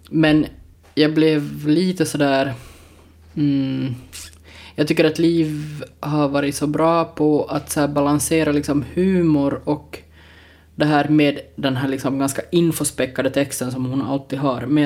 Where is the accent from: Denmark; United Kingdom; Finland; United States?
Finland; Porvoo, Uusimaa; Så här är det, vi, alltså, jag menar, vi är från Borgå.